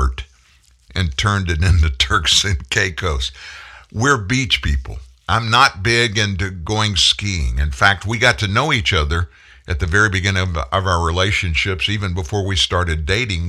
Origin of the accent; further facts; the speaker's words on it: South Louisiana, United States; I grew up in South Louisiana